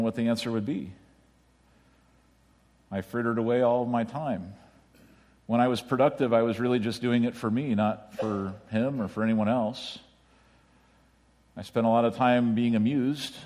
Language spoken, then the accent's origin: English; United States; as an American